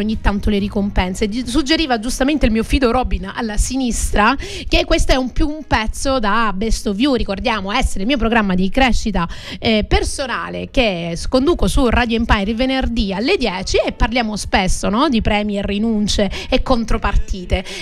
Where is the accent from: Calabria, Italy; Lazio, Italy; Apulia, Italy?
Calabria, Italy; Crotone; now in Sicily, Italy; Oggi ci stanno ascoltando dalla mia città d'origine